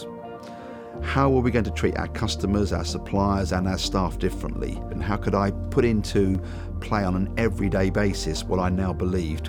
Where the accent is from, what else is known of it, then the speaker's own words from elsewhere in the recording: Wembley, London, United Kingdom; I was born in Wembley. In the early 60s, as a family, we had very little or no money.